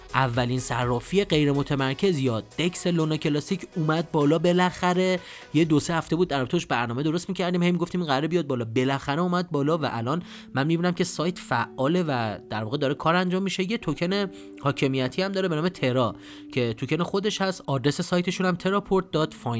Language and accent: Persian; Iran; ما ایرانی ها